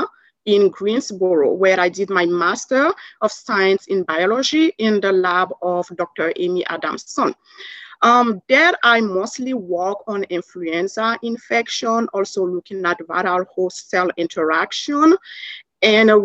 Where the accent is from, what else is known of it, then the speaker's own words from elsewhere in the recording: Burkina Faso; English is a second language; moved away as an adult; also born or lived in Savannah, Georgia, United States / Canada; now in United States; I'm originally from Burkina Faso in Western Africa. So I did most of my primary and secondary school in Africa. And growing up there